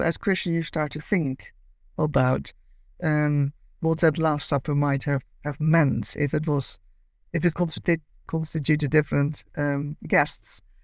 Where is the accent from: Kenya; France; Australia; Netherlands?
Netherlands; Amsterdam, North Holland; accent: Dutch; moved away as an adult; now in Cambridge, United Kingdom; I grew up in Amsterdam and lived there till my late twenties.